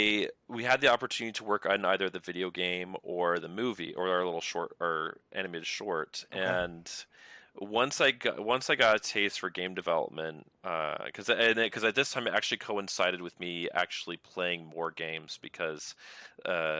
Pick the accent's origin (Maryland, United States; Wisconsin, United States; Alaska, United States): Maryland, United States; moved away; growing up in Maryland, back east